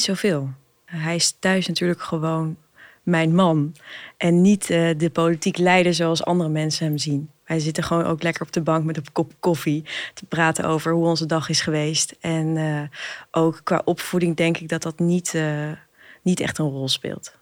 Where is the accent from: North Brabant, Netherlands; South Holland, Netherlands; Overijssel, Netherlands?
Overijssel, Netherlands; Hengelo; moved away as an adult; also born or lived in Amsterdam; Ik ben opgegroeid in Twente, in Hengelo